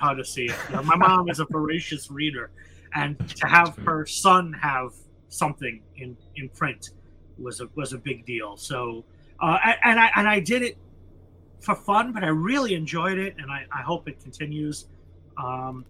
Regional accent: United States; as an American

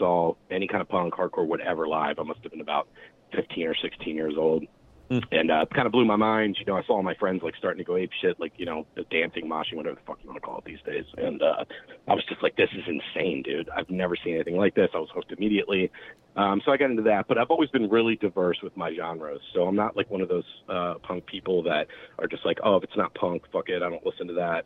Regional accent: Glen Burnie, Maryland, United States; I grew up as a hardcore kid in the East Glen Burnie scene here. That's my hometown

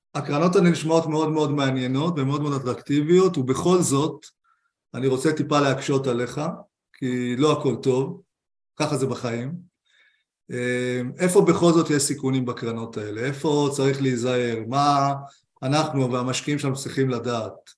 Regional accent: Israel; אנחנו כמשקיעים ישראלים

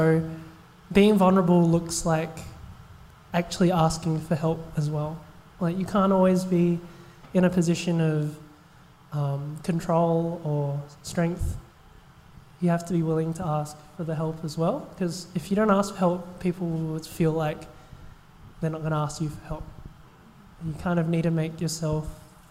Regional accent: Australia; I'm an Australian-born Chinese

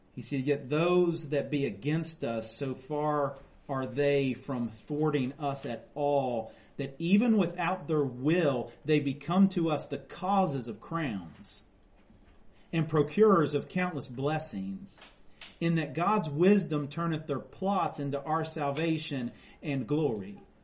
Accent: West Virginia, United States; So we're all from West Virginia

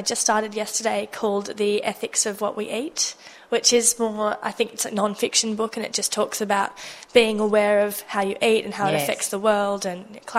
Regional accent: Jakarta, Indonesia; Oh, I've been, well, since I was tiny, I grew up in Jakarta when I was like 1 year old. My mum, because they were expats living overseas.

